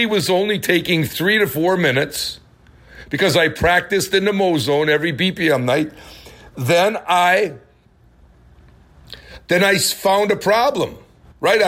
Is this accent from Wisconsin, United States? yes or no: yes; Milwaukee, Wisconsin, United States; I grew up in Milwaukee, Wisconsin